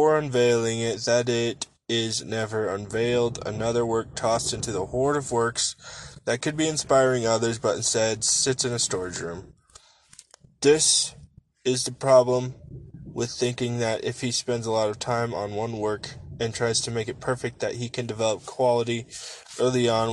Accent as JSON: {"language": "English", "region": "Nebraska", "country": "United States", "tie": "born or raised there", "said": "Growing up in Nebraska, I was blessed to have a grandfather that always took me and my cousins fishing"}